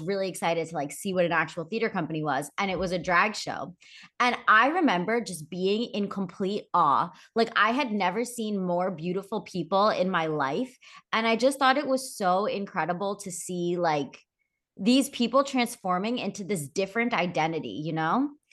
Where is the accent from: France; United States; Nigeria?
United States; Philadelphia, Pennsylvania; I grew up in the Philadelphia area